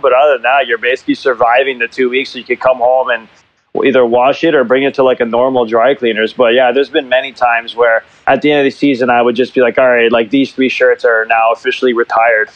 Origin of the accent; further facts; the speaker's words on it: Montreal, Quebec, Canada; moved away as an adult; now in Zurich, Switzerland; growing up in Montreal